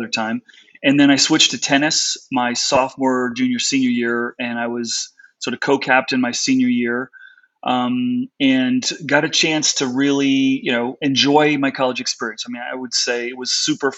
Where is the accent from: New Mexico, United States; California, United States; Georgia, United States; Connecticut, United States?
Connecticut, United States; also born or lived in South Africa; I grew up on the East Coast in Connecticut.